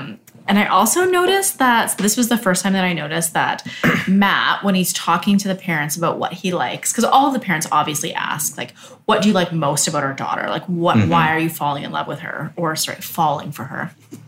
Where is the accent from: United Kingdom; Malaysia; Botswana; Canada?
Canada; Here's where I'm from. You know, like, I'm Canadian, so here's what...